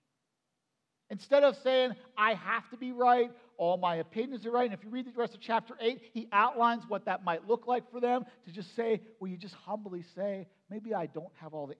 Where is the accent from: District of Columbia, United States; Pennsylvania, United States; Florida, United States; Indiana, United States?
Pennsylvania, United States; Perry County; so I grew up in Perry County. And in my growing up in Perry County, since I was moved in when I was just like 1 year old